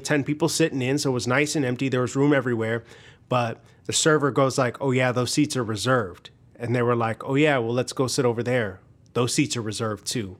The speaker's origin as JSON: {"language": "English", "town": "Hobart", "region": "Indiana", "country": "United States", "tie": "born or raised there", "said": "I grew up in Northwest Indiana."}